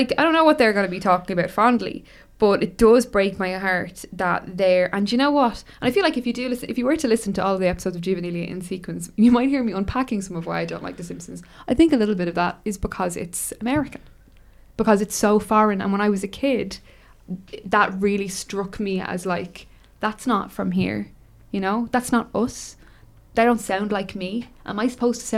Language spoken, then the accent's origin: English; Ireland